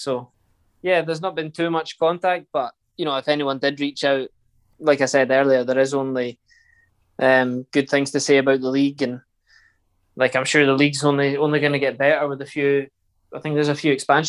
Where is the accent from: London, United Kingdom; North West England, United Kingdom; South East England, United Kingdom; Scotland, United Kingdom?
Scotland, United Kingdom; It's every Scottish player and every kid growing up in Scotland that likes football.